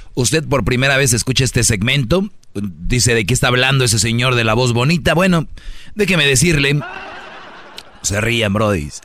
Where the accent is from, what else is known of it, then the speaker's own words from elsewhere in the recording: Monterrey, Nuevo León, Mexico; moved away; yo soy de Monterrey